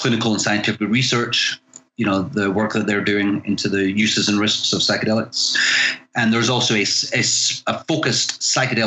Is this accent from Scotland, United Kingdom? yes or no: yes; Scotland, United Kingdom; moved away as an adult; now in California, United States; I'm originally from Scotland, but I've lived in the US for just coming up on 25 years.